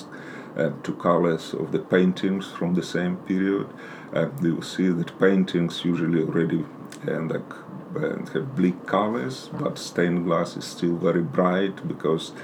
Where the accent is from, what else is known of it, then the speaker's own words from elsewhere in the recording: Ukraine; moved away as an adult; also born or lived in Moscow, Russia / Denmark / Germany / United States; now in London, United Kingdom; Originally, I'm from Ukraine